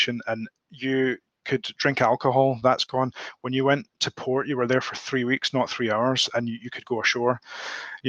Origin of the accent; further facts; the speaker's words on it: Scotland, United Kingdom; I'm Scottish all the way back to the flipping Mesolithic era